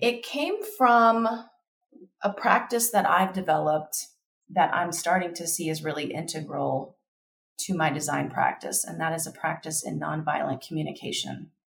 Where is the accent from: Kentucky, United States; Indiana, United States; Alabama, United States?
Kentucky, United States; now in Denver, United States; I grew up in Kentucky.